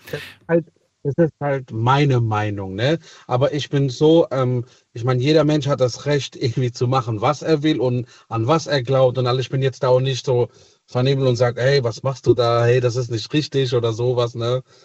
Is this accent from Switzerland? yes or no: no; Italy; moved away; ich bin gebürtiger Italiener